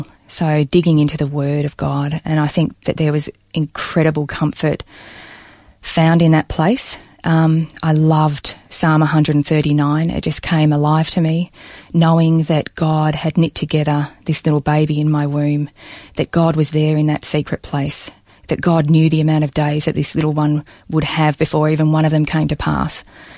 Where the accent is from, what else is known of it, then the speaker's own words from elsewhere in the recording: Balnarring, Victoria, Australia; I was born and raised in Balnarring on the Mornington Peninsula